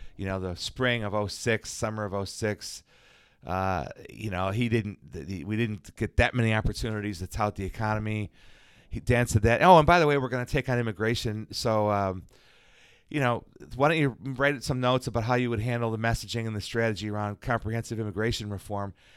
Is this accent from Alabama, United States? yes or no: no; Chicago, Illinois, United States; moved away; Chicago, sir, White Sox, and that Cubs